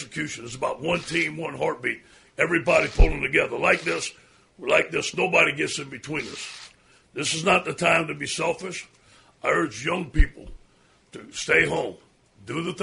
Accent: Louisiana, United States; we're from Louisiana.

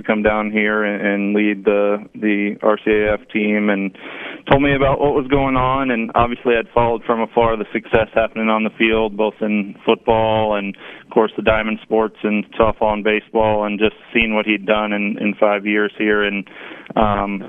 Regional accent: Dallas, Texas, United States; moved away as an adult; now in Lafayette, United States; I grew up in Dallas

